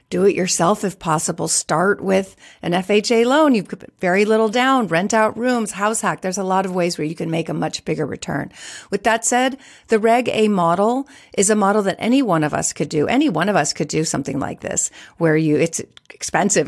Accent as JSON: {"language": "English", "region": "California", "country": "United States", "tie": "born or raised there", "said": "I was born and raised in California"}